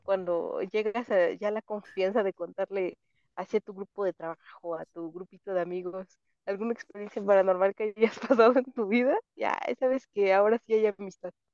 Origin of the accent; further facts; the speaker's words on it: Mexico; siendo mexicano